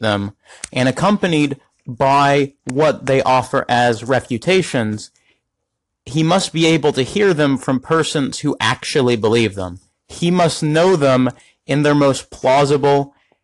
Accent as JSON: {"language": "English", "country": "United States", "said": "as an American"}